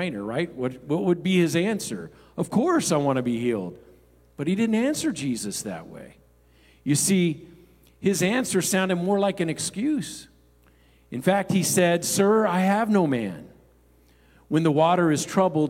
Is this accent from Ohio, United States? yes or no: no; Los Angeles, California, United States; growing up in the Los Angeles area, Skid Row is a well-known area